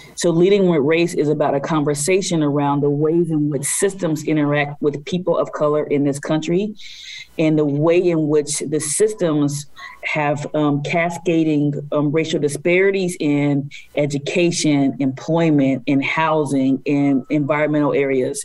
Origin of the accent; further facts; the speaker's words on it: United States; being African American woman born in poverty in this country